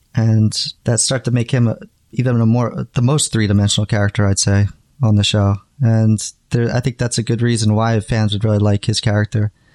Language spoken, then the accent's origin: English; New Jersey, United States; moved away as an adult; also born or lived in New York; now in Japan; I grew up in New Jersey, and I had moved to New York